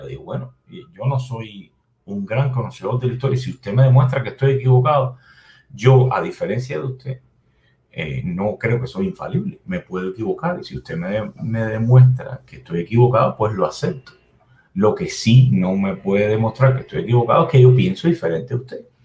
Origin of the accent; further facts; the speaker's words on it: Cuba; moved away; yo como cubano